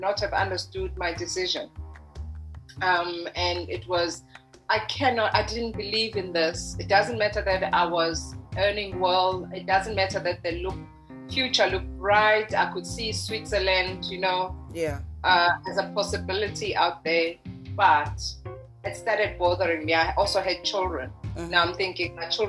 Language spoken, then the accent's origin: English; Margate, KwaZulu-Natal, South Africa; we were growing up in Margate, which is in the South Coast